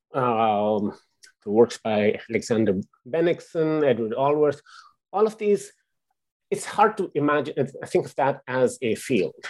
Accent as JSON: {"language": "English", "town": "Lahore", "region": "Punjab", "country": "Pakistan", "tie": "born or raised there", "moved": "yes", "said": "I grew up in Pakistan"}